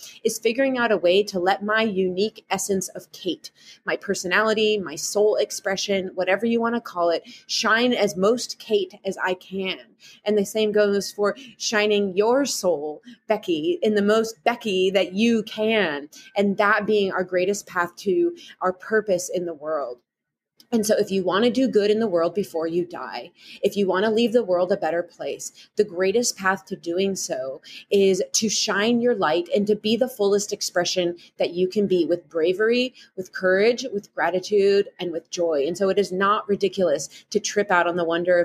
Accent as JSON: {"language": "English", "region": "Midwest", "country": "United States", "accent": "Midwestern", "said": "my Midwestern accent"}